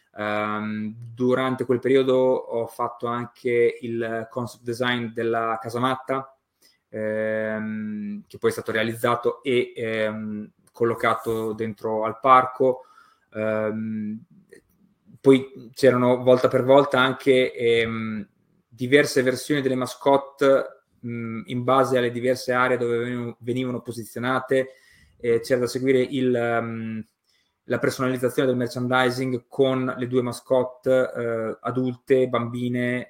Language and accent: Italian; Emilia-Romagna, Italy; Io sono nato e cresciuto in Romagna